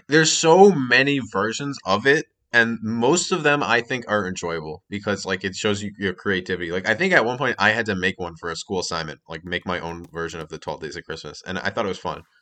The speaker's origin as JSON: {"language": "English", "region": "Massachusetts", "country": "United States", "said": "I'm from Massachusetts"}